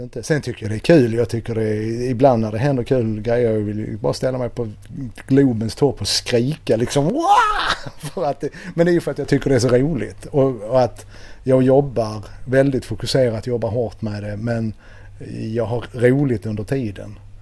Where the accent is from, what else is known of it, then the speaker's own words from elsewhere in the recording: Helsingborg, Skåne, Sweden; moved away; also born or lived in Nacka; Jag är ju född och uppvuxen i Helsingborg